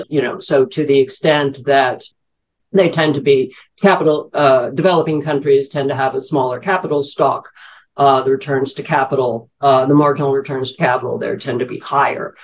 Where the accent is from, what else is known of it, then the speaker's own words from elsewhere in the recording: New York, United States; working as a financial journalist in New York, my hometown